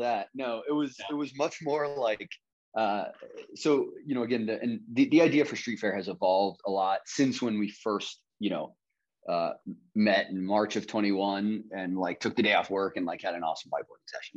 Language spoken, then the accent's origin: English; Kansas City, Kansas, United States; now in Charlotte, United States; I grew up on the Kansas side